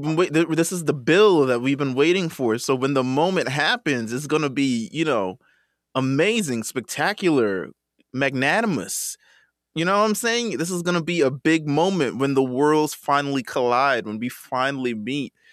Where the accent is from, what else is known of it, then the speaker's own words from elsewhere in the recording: New York, United States; I'm from New York